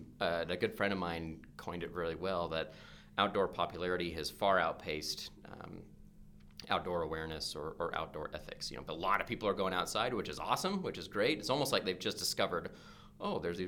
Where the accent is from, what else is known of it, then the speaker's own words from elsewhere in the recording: Oregon, United States; growing up in Oregon